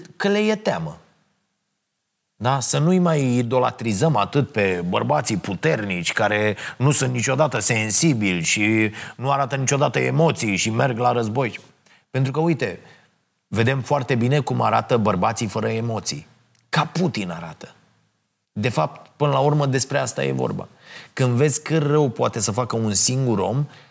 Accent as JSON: {"language": "Romanian", "country": "Romania", "said": "mândru că sunt român"}